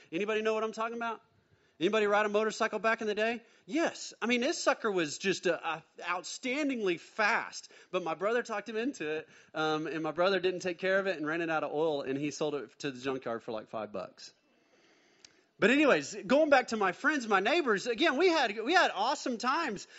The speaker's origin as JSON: {"language": "English", "town": "Mustang", "region": "Oklahoma", "country": "United States", "tie": "born or raised there", "also_born_or_lived": "Bethany, Oklahoma", "said": "Born in Bethany, Oklahoma, then we moved to Mustang, Oklahoma, and so my dad bought a little five-acre plot there"}